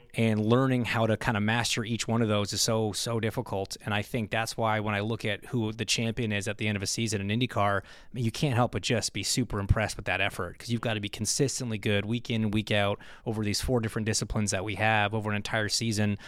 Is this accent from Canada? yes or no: yes; Toronto, Ontario, Canada; my hometown race in Toronto